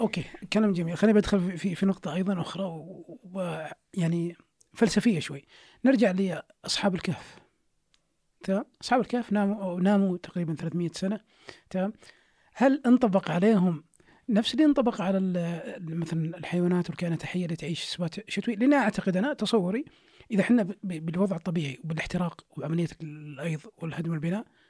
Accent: Saudi Arabia; إحنا كشعب سعودي

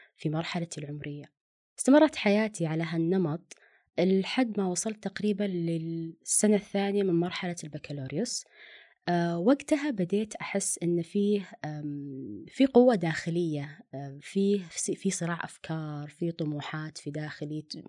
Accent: Riyadh, Riyadh Province, Saudi Arabia; also born or lived in Dammam; كوني أنا أصلا من الرياض ورحت الدمام بيئة جديدة

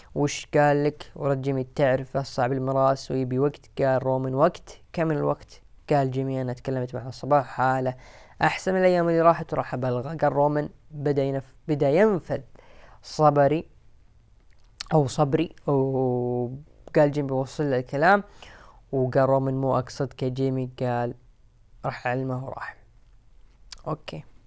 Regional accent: Saudi Arabia; عندنا في السعوديه

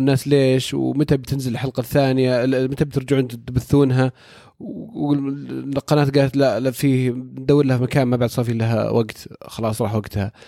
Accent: Saudi Arabia; عندنا في السعودية

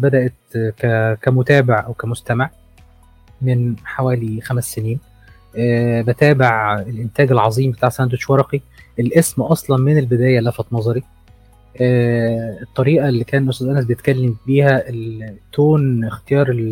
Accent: Egypt; عندنا في مصر

